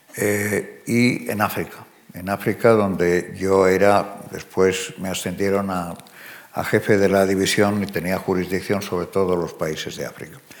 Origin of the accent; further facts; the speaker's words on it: Spain; moved away as an adult; also born or lived in United States; Yo eh, soy español, aunque no viva en España.